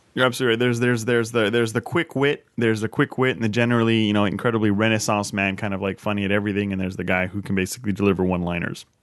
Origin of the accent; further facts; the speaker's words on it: Canada; moved away as an adult; as a Canadian living abroad